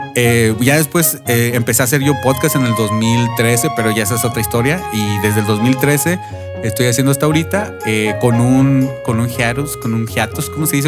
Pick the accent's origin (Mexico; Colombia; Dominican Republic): Mexico; Monterrey, Nuevo León; Yo soy fan de la radio desde como los 7, 8 años, allá en Monterrey. bueno, yo soy de Monterrey